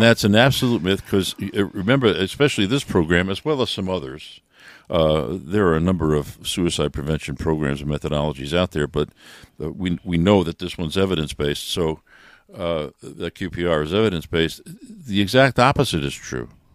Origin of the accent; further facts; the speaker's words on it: New York, United States; moved away; I'm from New York